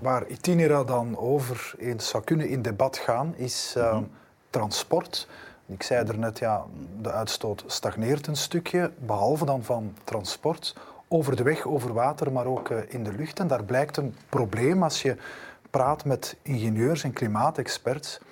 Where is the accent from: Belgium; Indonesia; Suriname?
Belgium; Flanders; bij ons in Vlaanderen